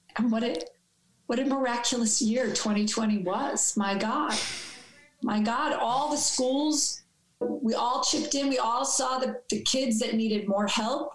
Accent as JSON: {"language": "English", "town": "New York City", "region": "New York", "country": "United States", "tie": "born or raised there", "said": "growing up in New York City"}